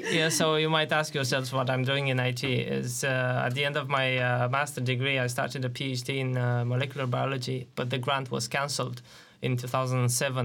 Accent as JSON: {"language": "English", "country": "Romania", "tie": "born or raised there", "moved": "as an adult", "said": "I joined a, an I T company in my hometown in, in Romania"}